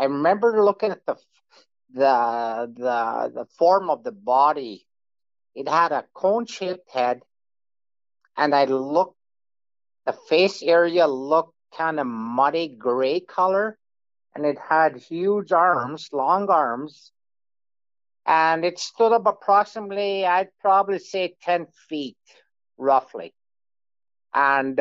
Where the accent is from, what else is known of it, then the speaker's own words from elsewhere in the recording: Manitoba, Canada; I'm from Manitoba, Canada